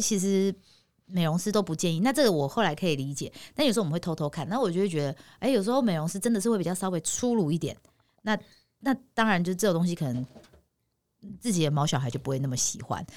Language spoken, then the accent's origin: Chinese; Taipei, Taiwan; 我们每次的穿着到哪，人家都知道我们是台北人